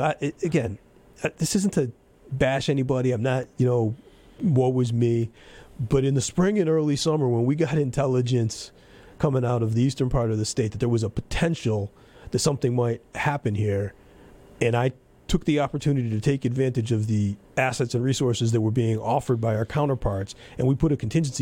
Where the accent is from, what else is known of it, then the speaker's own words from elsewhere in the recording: United States; as an American